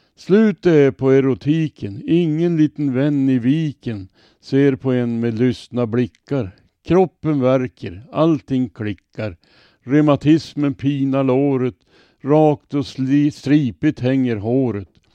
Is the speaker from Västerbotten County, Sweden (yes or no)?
yes; Robertsfors, Västerbotten County, Sweden; now in Örnsköldsvik, Sweden; jag kommer ifrån Robertsfors. Där fanns det i min barndom gott om bomänner